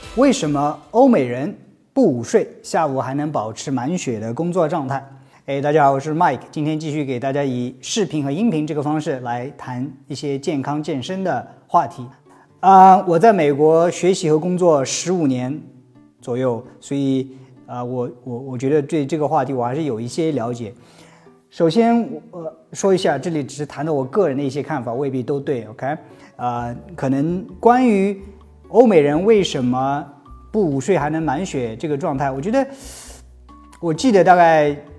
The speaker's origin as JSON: {"language": "Chinese", "country": "China", "also_born_or_lived": "United States", "moved": "yes", "said": "我们中国人"}